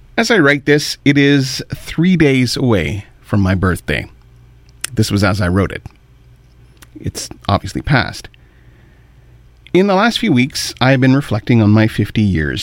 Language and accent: English; Kitchener, Ontario, Canada; also born or lived in Pembroke, Ontario / Ottawa, Ontario; From there, we moved to Kitchener, and I've lived there the rest of my 50 years